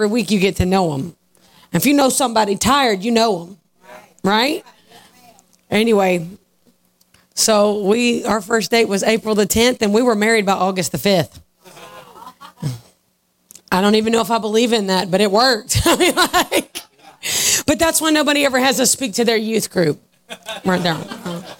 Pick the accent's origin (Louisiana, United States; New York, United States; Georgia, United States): Georgia, United States; I'm from Georgia.